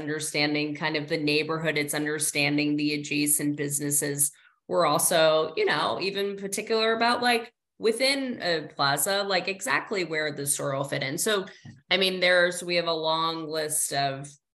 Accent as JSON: {"language": "English", "region": "New Jersey", "country": "United States", "said": "I'm from New Jersey. I like invented the mall."}